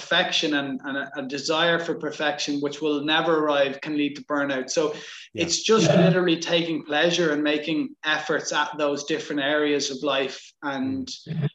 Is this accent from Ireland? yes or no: yes; Ireland; So I'm from Ireland and grew up playing Gaelic football